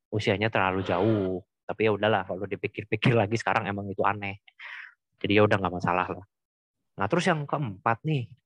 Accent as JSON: {"language": "Indonesian", "town": "Cirebon", "region": "West Java", "country": "Indonesia", "tie": "born or raised there", "said": "kalau di kampung halaman aku tuh di ini Cirebon ada ada satu stigma bahwa yang mengatakan kalau orang Cina di Cirebon pasti saling mengenal."}